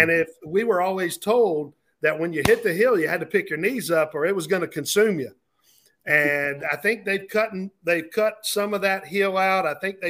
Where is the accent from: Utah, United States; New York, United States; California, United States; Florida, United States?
Florida, United States; Orlando; I grew up in Orlando, Florida, or I went to high school in Orlando, Florida